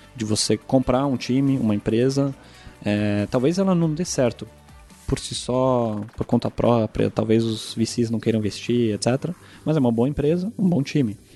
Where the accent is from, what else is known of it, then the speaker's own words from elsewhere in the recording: Germany; moved away as an adult; also born or lived in United States; Eu sou alemão